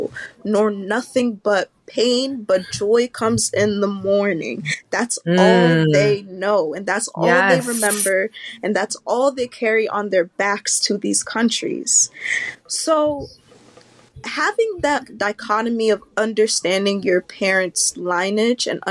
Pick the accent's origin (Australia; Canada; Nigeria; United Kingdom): Nigeria; Growing up in Nigeria, where the major thing is survival